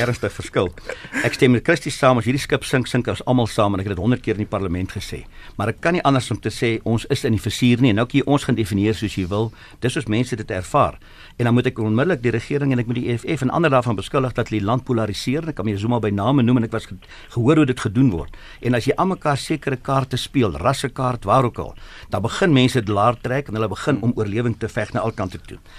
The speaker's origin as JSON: {"language": "Afrikaans", "country": "South Africa", "said": "ek is ook 'n Suid-Afrikaner"}